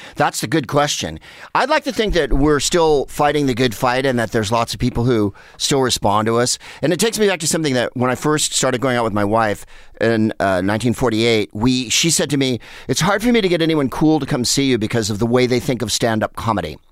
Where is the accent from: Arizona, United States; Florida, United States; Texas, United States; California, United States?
California, United States; San Carlos; where I grew up in San Carlos.